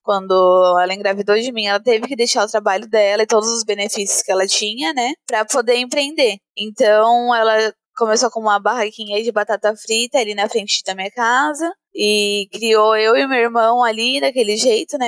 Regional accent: Brazil; aqui mesmo, em São Mateus, na periferia, montei a minha loja colaborativa, né, na garagem da casa do meu pai, ali onde eu ainda morava na época

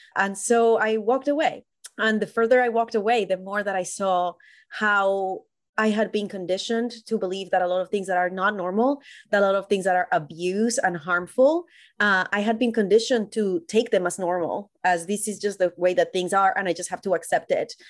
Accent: Colombia; moved away as an adult; now in United States; I was born and raised in Colombia, and I moved to the U S when I was about twenty-five

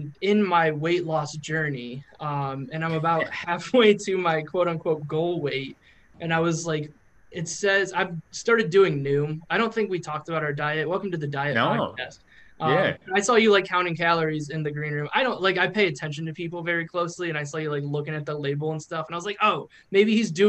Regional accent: Kent, Ohio, United States; Like I moved from Kent, Ohio, or like Ohio. I moved around Ohio for a little bit to Wisconsin, which is like, it's all the Midwest.

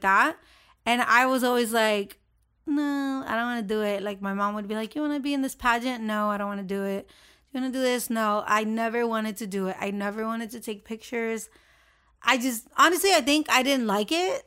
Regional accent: Honduras; moved away; I was from Honduras

